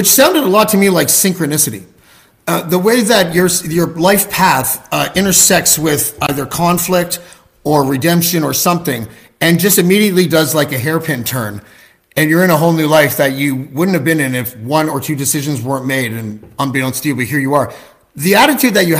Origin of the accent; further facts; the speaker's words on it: Toronto, Ontario, Canada; I'm from Canada. I'm from Toronto